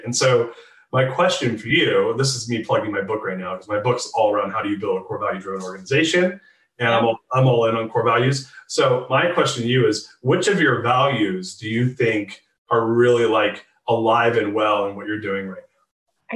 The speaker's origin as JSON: {"language": "English", "region": "California", "country": "United States", "tie": "born or raised there", "moved": "as an adult", "lives_now": "Austin, United States", "said": "I'm born and raised in California and lived there until three years ago."}